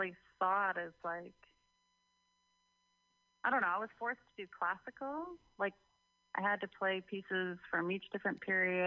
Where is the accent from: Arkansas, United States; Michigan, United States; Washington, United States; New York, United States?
Michigan, United States; Royal Oak; moved away as an adult; also born or lived in Farmington Hills, Michigan; now in Oakland, United States; I grew up in the Metro Detroit area